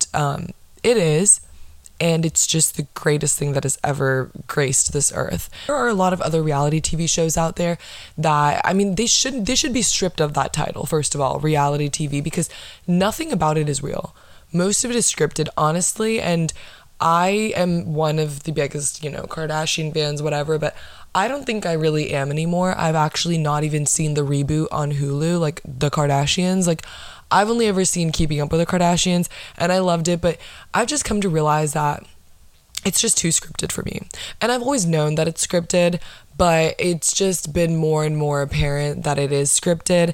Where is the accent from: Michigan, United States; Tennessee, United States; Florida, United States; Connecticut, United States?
Florida, United States; I'm from Florida